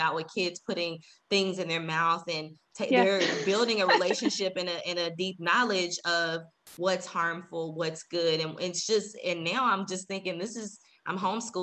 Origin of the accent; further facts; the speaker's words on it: Dallas, Texas, United States; also born or lived in Waco, Texas; now in San Antonio, United States; I grew up in Dallas